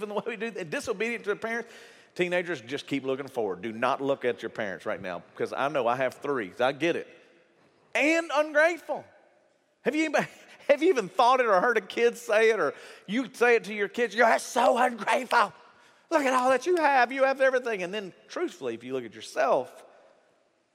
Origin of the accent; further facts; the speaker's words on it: United States; we're American.